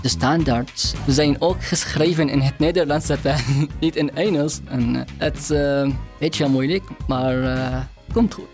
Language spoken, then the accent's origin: Dutch; Syria; Dutch is a second language; moved away as an adult; also born or lived in Hungary / Rotterdam, Netherlands; now in Netherlands; Ik kom uit Syrië